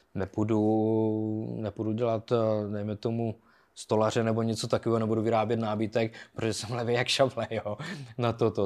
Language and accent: Czech; Bruntál, Moravian-Silesian Region, Czechia; moved away as an adult; also born or lived in United Kingdom / Pardubice area; já byl jakoby od Bruntálu